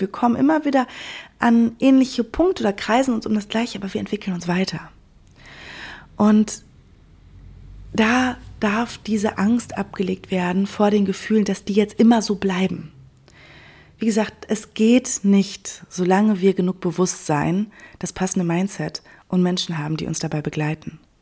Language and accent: German; Sauerland, North Rhine-Westphalia, Germany; also born or lived in Cologne; now in Berlin, Germany; das Sauerland, meine Heimat